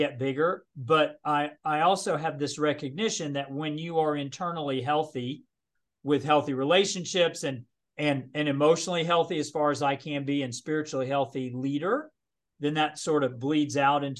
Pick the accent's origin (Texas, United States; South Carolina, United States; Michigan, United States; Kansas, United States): Texas, United States; Dallas; moved away as an adult; also born or lived in New Jersey / Charlotte area; now in Charlotte, United States; I grew up in Dallas.